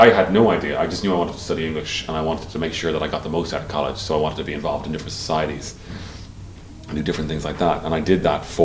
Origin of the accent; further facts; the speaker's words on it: Dublin, Leinster, Ireland; We grew up in Sandymount.